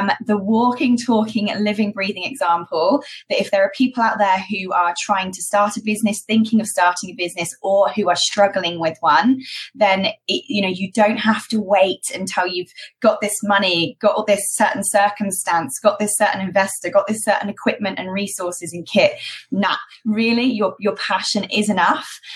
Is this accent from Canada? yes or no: no; United Kingdom; accent: British; moved away as an adult; also born or lived in Malta; I did actually start my education and training business in the UK, as you can probably tell from my accent